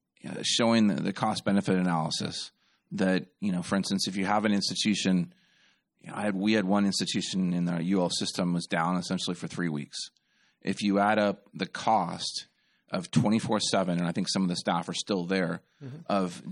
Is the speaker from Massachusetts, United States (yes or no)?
no; California, United States; now in Louisiana, United States; It's crazy. I'm actually from California originally. So Louisiana is not number one in anything except for I talk really fast.